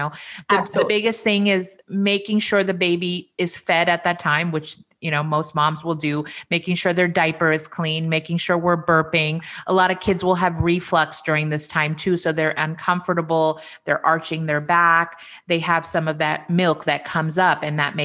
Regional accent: India; I'm Indian.

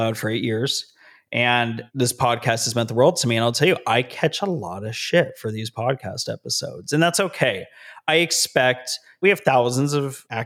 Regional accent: Las Vegas, Nevada, United States; now in Southern California, United States; I live in Southern California. My hometown is Las Vegas, Nevada

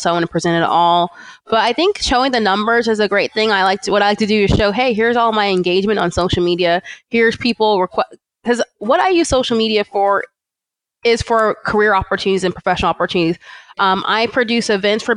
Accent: California, United States; born or raised there; also born or lived in Atlanta, Georgia

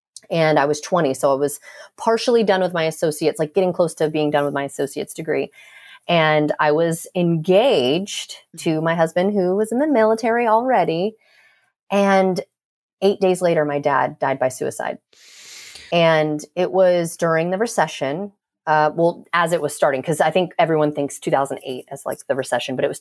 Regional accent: Clearwater, Florida, United States; moved away as an adult; also born or lived in Seattle; now in Jacksonville, United States; I'm from Clearwater, like the Tampa Bay area

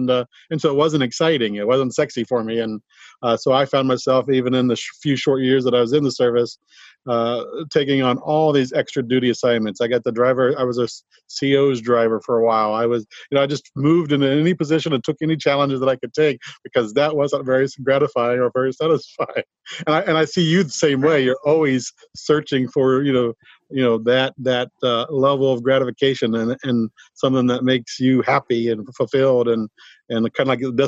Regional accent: Fort Campbell, Kentucky, United States; born there; I was born in Fort Campbell, Kentucky, you know, so I got, you know, when I joined, it was not much of a surprise either.

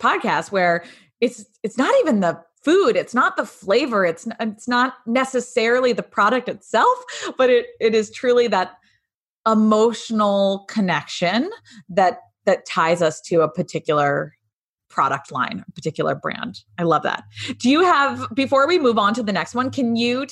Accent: New England, United States; moved away; I grew up in New England and land of Dunkin' Donuts

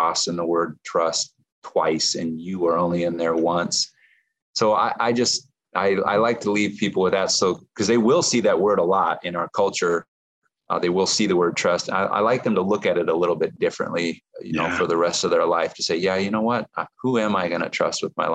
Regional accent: Nebraska, United States; My former pastor, when I was growing up in Nebraska

